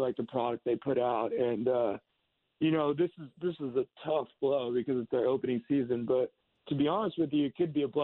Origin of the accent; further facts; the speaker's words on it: Seattle, Washington, United States; I'm from Seattle and Washington